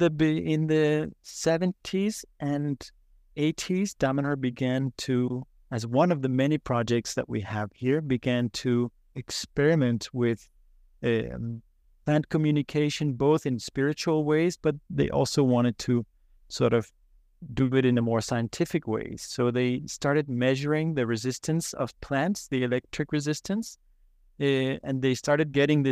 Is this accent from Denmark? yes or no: yes; Copenhagen, Capital Region of Denmark, Denmark; I was born in Copenhagen, Denmark, as any other in the city.